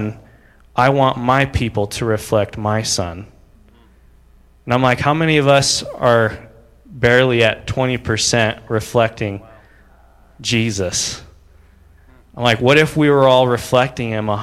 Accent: United States; I'm an American

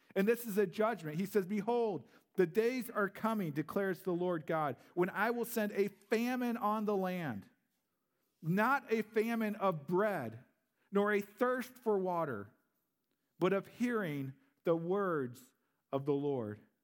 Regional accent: Missouri, United States; moved away as an adult; also born or lived in St. Louis; now in Green Bay, United States; I am a Southern Belle. I'm from Missouri, or Misery

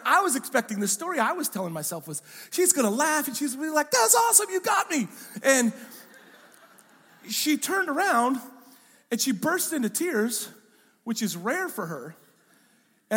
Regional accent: Pacific Northwest, United States; I'm from the Pacific Northwest

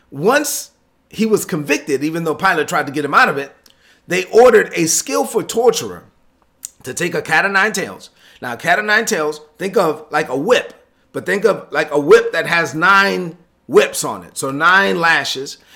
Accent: Brooklyn, New York, United States; I'm from Brooklyn.

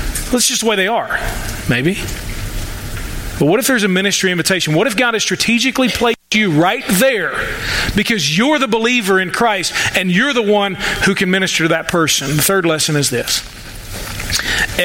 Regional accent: United States; I'm an American

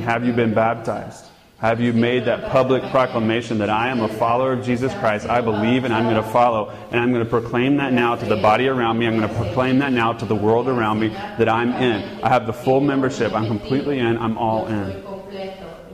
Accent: United States; moved away; I'm a gringo. I'm an American. I'm native born.

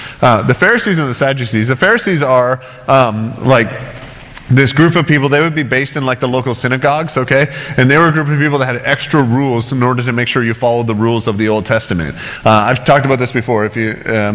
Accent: Canada; as a Canadian

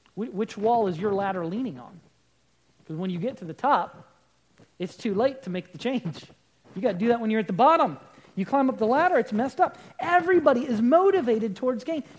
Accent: United States; We're Americans.

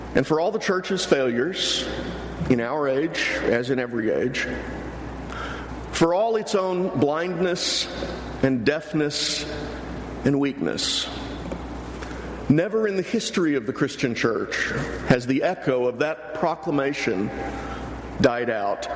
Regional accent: near Houston, Texas, United States; I grew up near Houston.

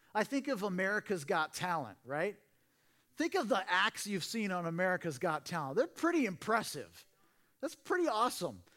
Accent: Portland, Oregon, United States; now in Simi Valley, United States; I grew up in Portland, Oregon

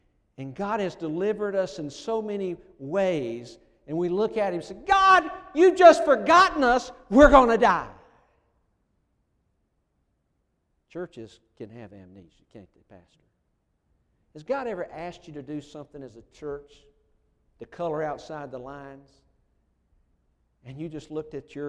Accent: United States; moved away; I'm originally from Colman County

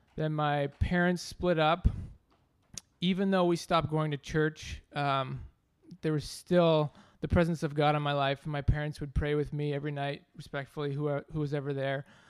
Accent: Ontario, Canada; moved away; I grew up in Ontario, Canada

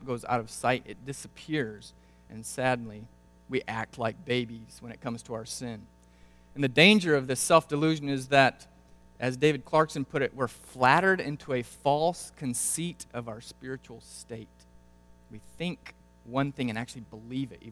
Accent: Brazil; moved away; Growing up in Brazil

